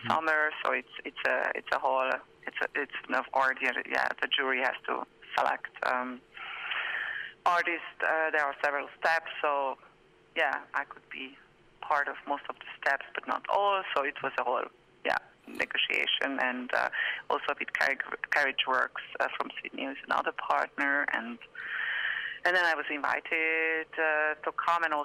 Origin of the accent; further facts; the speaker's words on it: Hungary; moved away as an adult; also born or lived in France / Berlin, Germany / Brussels, Belgium; I'm from Hungary, but I left Hungary 26 years ago, mm. and then I lived in France for many years, and in Berlin, and then in Brussels